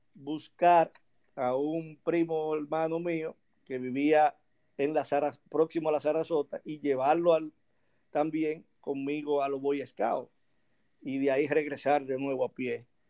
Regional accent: Santo Domingo, Distrito Nacional, Dominican Republic; also born or lived in Azua de Compostela, Dominican Republic; yo aquí nada más hice los primeros cinco años. Luego de ahí eh, mi madre me trasladó hacia la ciudad de Santo Domingo. Eh, en el año 1982 eh, para estudiar en Santo Domingo

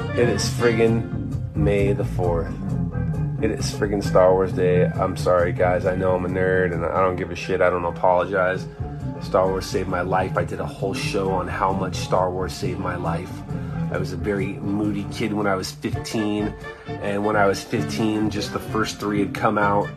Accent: Anaheim, California, United States; I'm from Anaheim

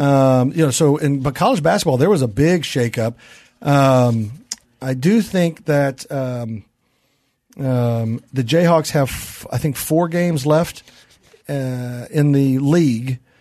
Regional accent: Kansas City, Missouri, United States; I grew up in Kansas City

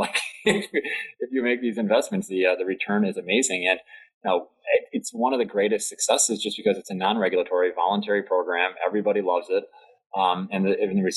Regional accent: Delaware, United States; my home state of Delaware

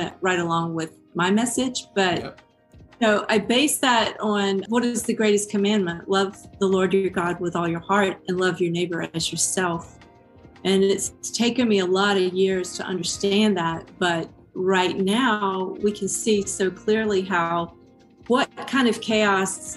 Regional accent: Georgia, United States; now in Texas, United States; I grew up in Georgia

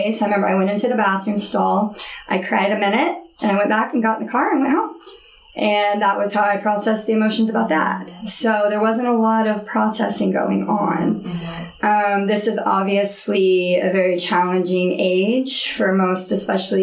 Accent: Oklahoma City, Oklahoma, United States; moved away; I grew up in Oklahoma City.

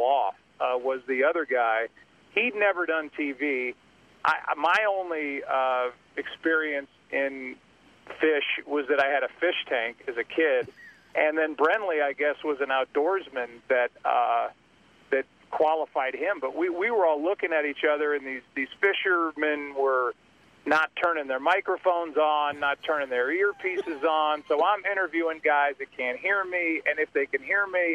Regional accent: St. Louis, Missouri, United States; my hometown of St. Louis

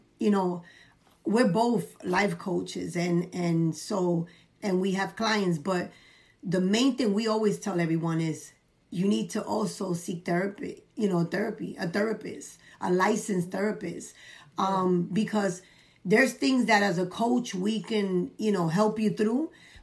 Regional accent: New York City, New York, United States; I come from the Bronx

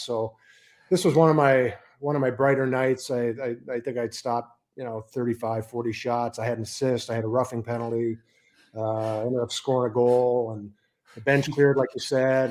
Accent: Edmonton, Alberta, Canada; also born or lived in Johannesburg, South Africa / Copenhagen, Denmark; now in United States; German that was born in South Africa, grew up in Canada, and works in the U.S.

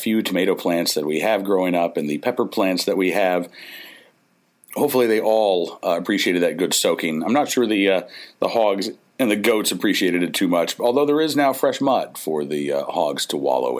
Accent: Oklahoma, United States; moved away as an adult; now in Farmville, United States; growing up in Oklahoma

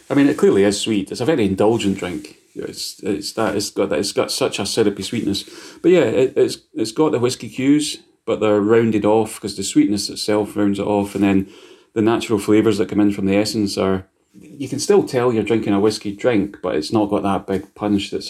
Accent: Scotland, United Kingdom; He's like, I need to eat this because I'm Scottish and I have to eat it.

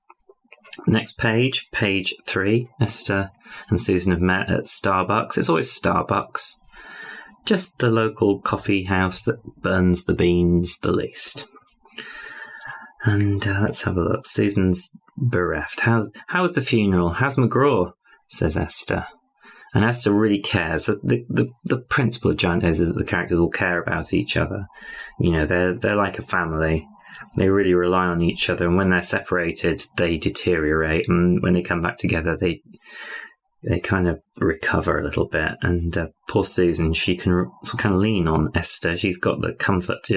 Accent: United Kingdom; I'm British

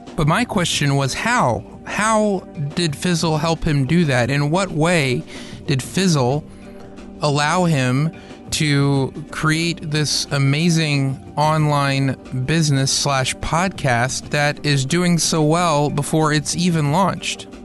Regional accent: Atlanta, Georgia, United States; also born or lived in Chattanooga, Tennessee; I was born in Chattanooga, but then my parents moved down to Atlanta about a year later

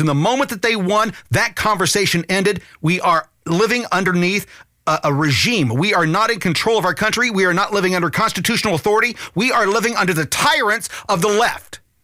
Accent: United States; I'm an American citizen

